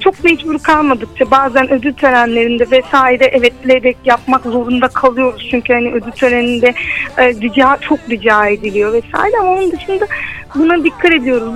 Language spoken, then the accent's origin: Turkish; Turkey; ben e, bu, bu topraklarda büyüdüm, bu coğrafyada yaşadım